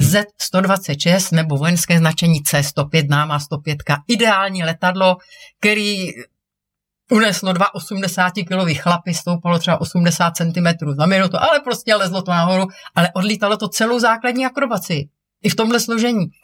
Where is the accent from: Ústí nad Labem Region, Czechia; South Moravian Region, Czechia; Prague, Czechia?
Prague, Czechia; jako mlá holka, jsem lekla modílky v letecko-modelářském klubu Praha 6